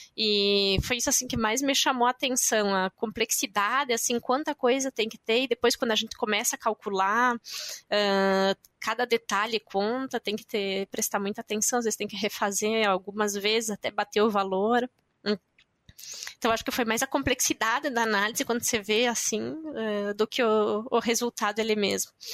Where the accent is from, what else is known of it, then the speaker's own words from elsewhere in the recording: Concórdia, Santa Catarina, Brazil; moved away as an adult; also born or lived in Curitiba; now in France; eu nasci em Concórdia e é uma cidade que é a sede da Embrapas Finos e Aves